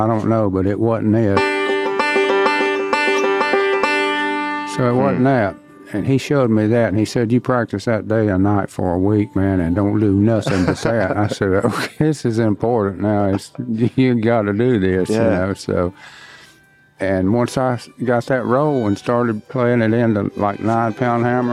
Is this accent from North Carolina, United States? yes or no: yes; Monroe, North Carolina, United States; I'm from North Carolina, Monroe, to be exact